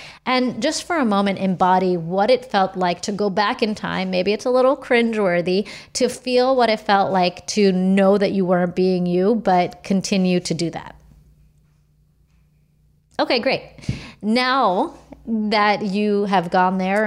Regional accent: United States; I'm pretty American through and through

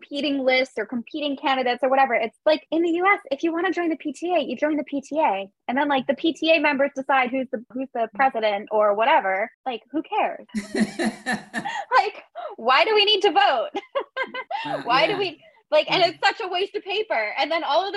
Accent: United States; moved away; I'm American

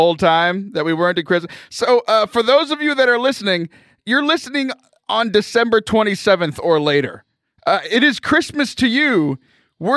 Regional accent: South Texas, United States; born or raised there; moved away

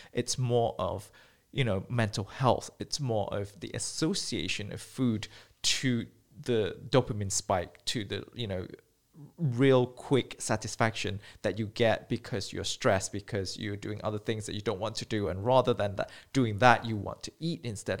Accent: Malaysia; moved away as an adult; also born or lived in United Kingdom; growing up in Malaysia, I was born and bred

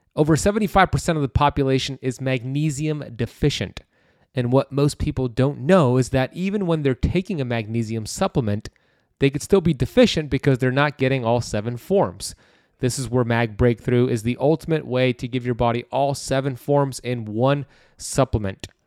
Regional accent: United States; I grew up here in America

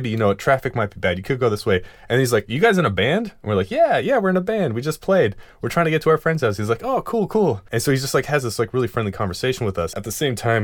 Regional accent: Seattle, Washington, United States; we're three dudes from Seattle

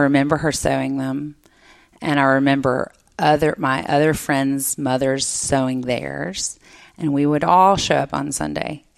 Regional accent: Jackson, Mississippi, United States; I grew up in Jackson

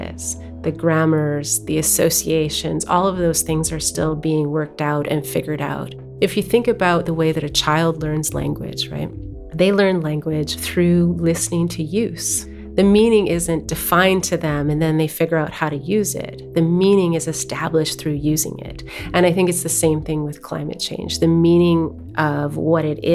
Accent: Tahltan Nation, Northwestern BC, British Columbia, Canada; I am from the Tahltan Nation, Northwestern BC.

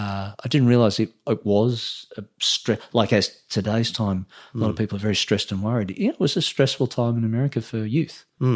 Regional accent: Australia; born or raised there

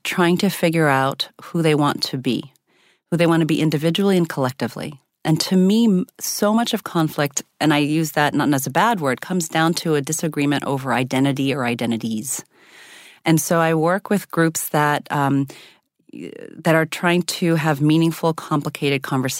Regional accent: Zimbabwe; born there; I'm biracial. I was born in Zimbabwe. I have an Indian mother and a white American father.

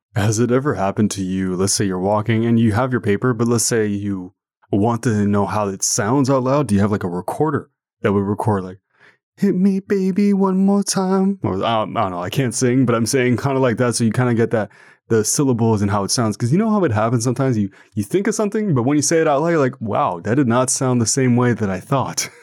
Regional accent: Ottawa, Ontario, Canada; first language French; English is a second language; I'm from Canada, and more specifically Ottawa

